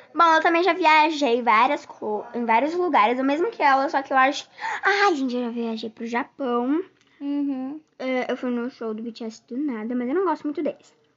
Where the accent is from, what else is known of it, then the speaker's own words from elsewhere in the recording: Penedo, Alagoas, Brazil; now in Rio de Janeiro, Brazil; eu moro atualmente hoje no Rio de Janeiro, mas eu nasci em Penedo.